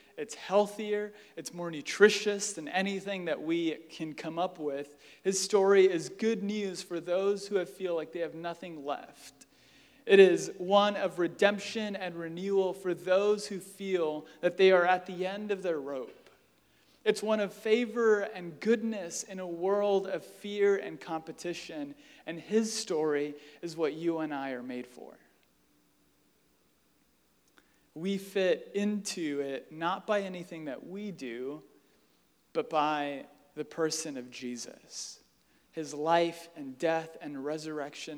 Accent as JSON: {"language": "English", "country": "United States", "said": "We are American"}